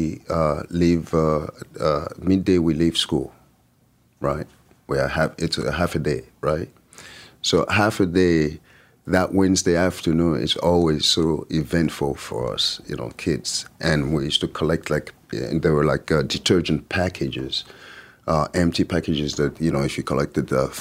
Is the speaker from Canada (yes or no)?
no; France; English is a second language; moved away as an adult; also born or lived in Paris / Lyon; growing up in France